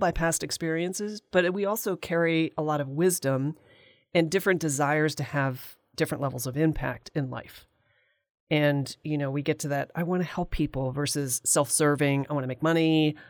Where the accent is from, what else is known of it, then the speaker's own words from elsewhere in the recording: Valley Forge, Pennsylvania, United States; I was born in Valley Forge, Pennsylvania, and I went to art school